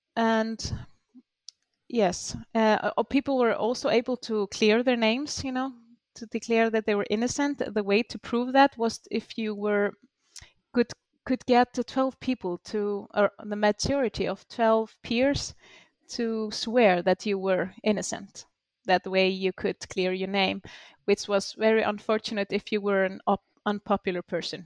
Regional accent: Iceland; we came from Norway. Most of the settlers here

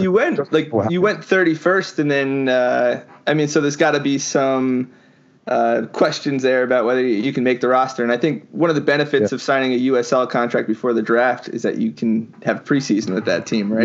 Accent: Midland Park, New Jersey, United States; I'm actually a Jersey guy myself, but I'm uh, more northern part

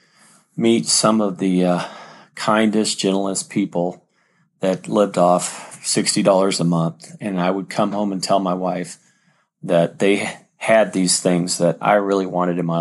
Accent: San Diego, California, United States; I grew up in San Diego, California

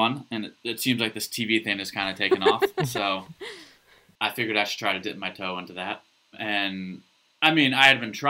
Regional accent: northwestern Connecticut, United States; from the area where I grew up in Connecticut

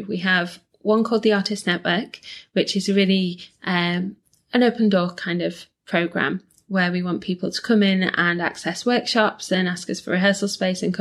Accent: Leeds, Yorkshire and the Humber, United Kingdom; moved away as an adult; now in Manchester, United Kingdom; I grew up in Leeds

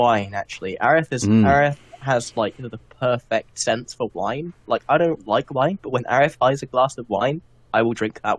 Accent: England, United Kingdom; I'm also English

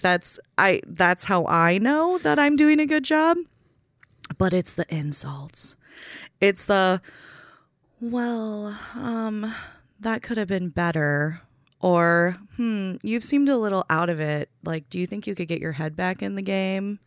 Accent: Waconia, Minnesota, United States; also born or lived in Salinas, California / Rochester, Minnesota; moved to Waconia, and that's where I did the majority of my growing up.

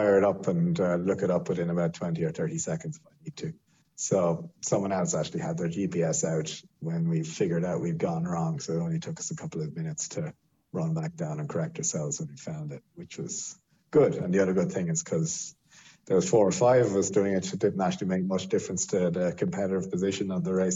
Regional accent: Ireland; being Irish

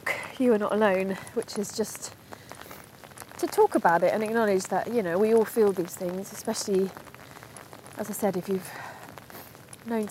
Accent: London, United Kingdom; I am half Welsh, but I grew up in London.

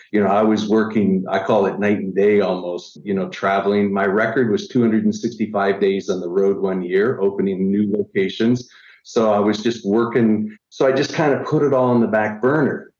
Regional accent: Niagara Falls, Ontario, Canada; I'm originally from Niagara Falls, Canada

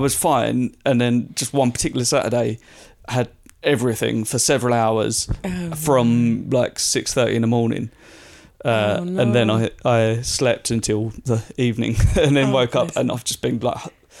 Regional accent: Southend, East of England, United Kingdom; I'm from Southend, so it's sort of like, it's up-ish, but it's like, it's up and across.

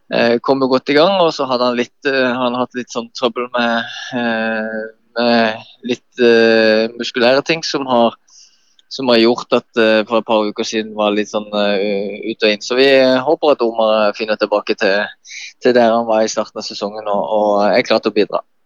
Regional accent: Kristiansand, Agder, Norway; Jeg vokste opp på Hellemyr

